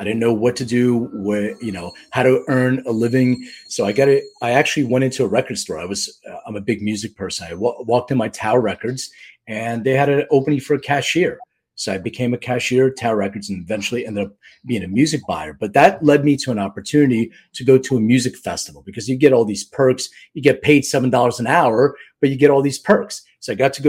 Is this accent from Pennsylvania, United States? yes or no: yes; Philadelphia, Pennsylvania, United States; I'm from Philly